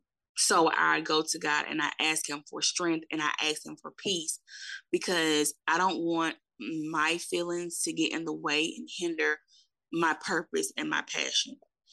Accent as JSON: {"language": "English", "town": "Saginaw", "region": "Michigan", "country": "United States", "also_born_or_lived": "Alabama", "moved": "yes", "said": "I'm originally from Saginaw, Michigan. And so my mom got remarried and we ended up moving to Alabama in 1994. And it was a big culture shock because I'm used to being in the city."}